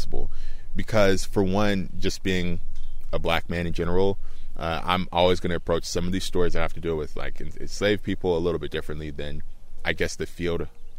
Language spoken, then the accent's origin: English; Tuscaloosa, Alabama, United States; born or raised there